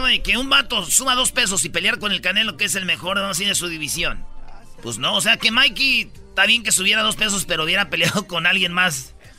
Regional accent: Jiquilpan, Michoacán, Mexico; el señor Lázaro Cárdenas nació en mi pueblo, Jiquilpan, Michoacán

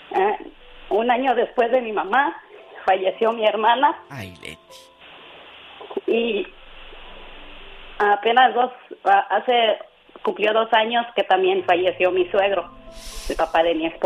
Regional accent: Tlalchapa, Guerrero, Mexico; yo soy de, cerca de Altamirano Guerrero. Sí. El pueblo se llama Tlalchapa Guerrero.

